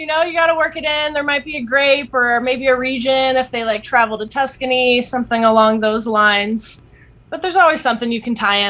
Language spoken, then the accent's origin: English; South Carolina, United States; I'm originally from South Carolina.